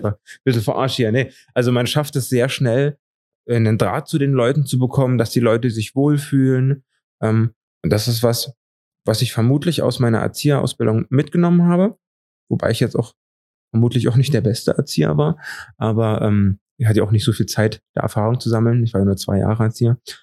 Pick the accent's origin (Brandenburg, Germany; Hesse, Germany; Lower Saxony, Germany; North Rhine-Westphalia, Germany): Brandenburg, Germany; Eisenhüttenstadt; moved away as an adult; now in Dresden, Germany; Ich komme aus Eisenhüttenstadt in Brandenburg und dort gab's nicht so viele Perspektiven